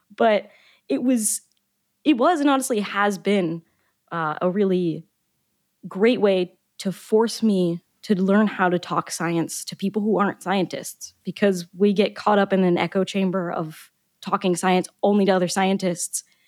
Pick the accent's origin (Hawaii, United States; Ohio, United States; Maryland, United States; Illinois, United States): Maryland, United States; also born or lived in Boca Raton, Florida; growing up in Maryland